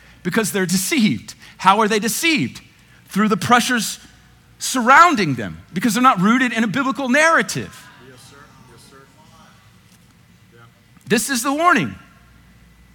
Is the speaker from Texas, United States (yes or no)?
yes; Dallas, Texas, United States; I'm white. I grew up in North Dallas.